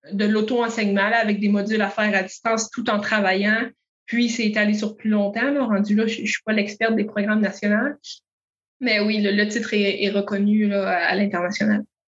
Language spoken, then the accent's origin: French; Montérégie, Quebec, Canada; moved away as an adult; also born or lived in Matane / Rimouski; je suis native de la Montérégie, mais différents projets personnels m'ont fait adopter l'Est du Québec